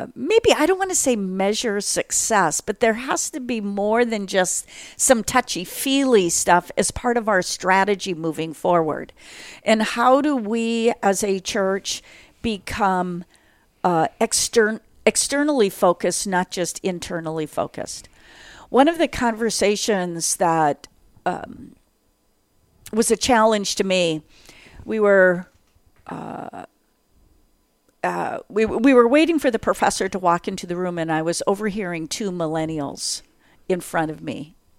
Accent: North Dakota, United States; for those who know North Dakota, I grew up in a eight hundred square foot homestead shack

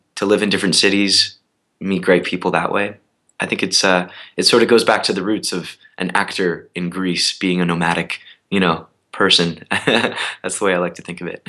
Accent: Canada; moved away as an adult; now in New York, United States; I'm Canadian

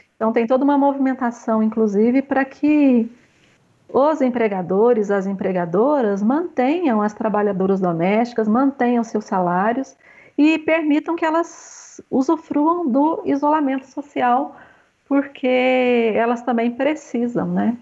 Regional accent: Monte Alegre de Minas, Minas Gerais, Brazil; Eu sou mãe, eu sou aqui de Monte Alegre de Minas, sou a segunda filha de sete filhos

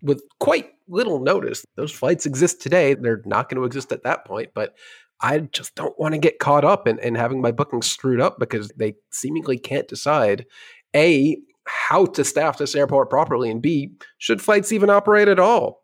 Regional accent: New York, United States; as a New Yorker

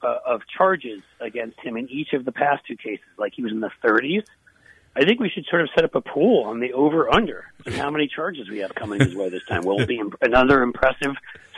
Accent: New York, United States; now in Cincinnati, United States; I grew up in New York

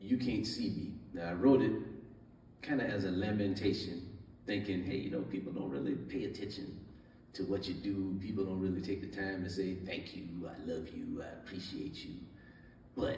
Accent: Ellery, South Carolina, United States; now in Marietta, United States; my hometown of Ellery

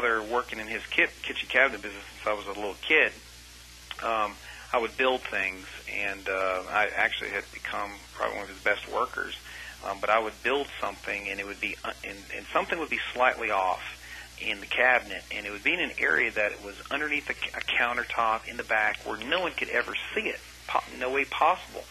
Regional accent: Montclair, New Jersey, United States; I was born in Montclair, New Jersey.

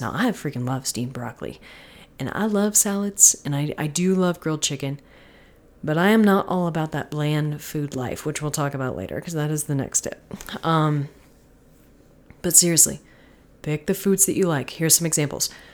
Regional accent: Florida, United States; I'm from Florida

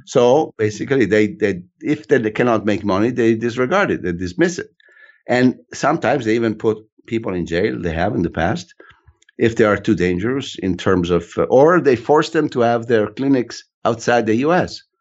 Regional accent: Italy; also born or lived in United States; When it's convenient, I'm Italian.

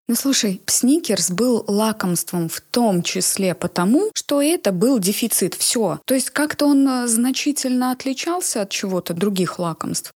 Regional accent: a small town in Nizhny Novgorod Oblast, Russia; Я из небольшого города Нижегородской области.

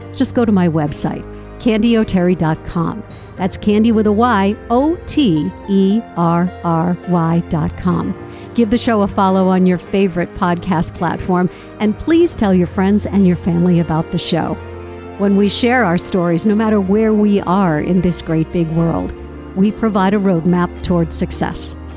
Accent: Connecticut, United States; my home state of Connecticut.

